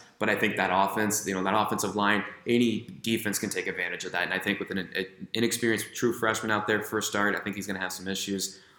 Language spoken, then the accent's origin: English; Midwest, United States; I grew up in the Midwest. I love that brand of football.